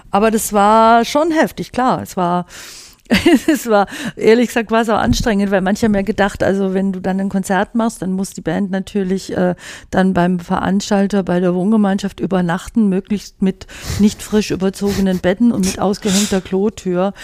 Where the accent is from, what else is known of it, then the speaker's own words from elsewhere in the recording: Swabia, Germany; moved away; als Schwäbin